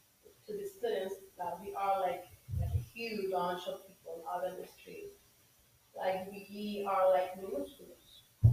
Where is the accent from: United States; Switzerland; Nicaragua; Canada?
Nicaragua; León; English is a second language; moved away as an adult; now in Managua, Nicaragua; I born in León, but I live in Managua.